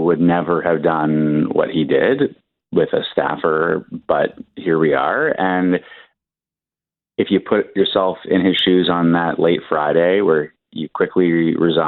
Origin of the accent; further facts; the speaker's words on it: Toronto, Ontario, Canada; growing up in Toronto